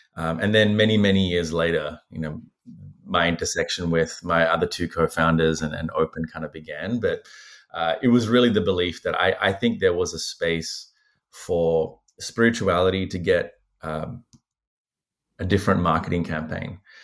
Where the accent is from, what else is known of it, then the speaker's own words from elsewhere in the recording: Australia; also born or lived in Sri Lanka; I lost touch with, with Buddhism for many years growing up in Australia